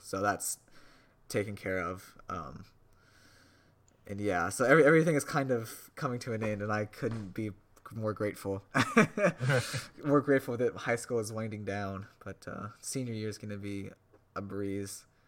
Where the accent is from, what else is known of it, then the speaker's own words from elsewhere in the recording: suburb of Indianapolis, United States; moved away; I grew up in a really large suburb where I could pretty much see the Indianapolis skyline